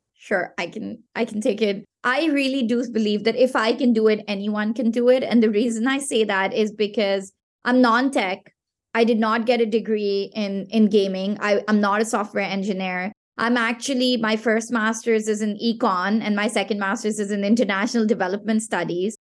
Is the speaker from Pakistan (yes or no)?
yes; Pakistan; first language Pashto; English is a second language; from Pakistan, which is my home country